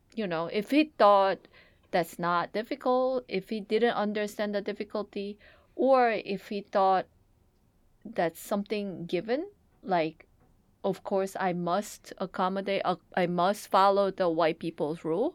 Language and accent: English; South Korea; now in United States; When, when Hina and I grew up in Korea